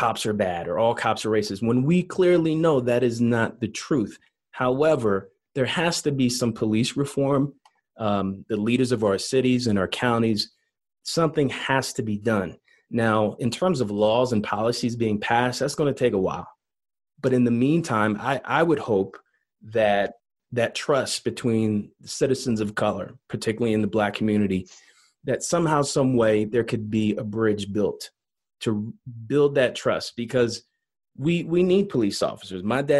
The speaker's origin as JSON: {"language": "English", "town": "Philadelphia", "region": "Pennsylvania", "country": "United States", "tie": "born or raised there", "said": "I was born and raised in Philly"}